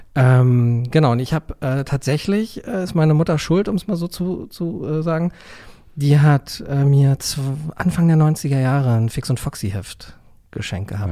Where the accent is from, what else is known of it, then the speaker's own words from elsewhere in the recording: Neubrandenburg, Mecklenburg-Vorpommern, Germany; in meiner Heimatstadt, in Neubrandenburg